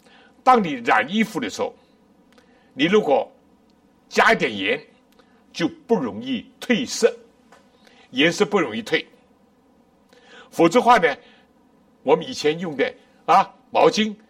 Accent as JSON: {"language": "Chinese", "country": "China", "said": "我们中国人不难理解。我们小的时候什么咸蛋啊，鸡蛋、鸭蛋"}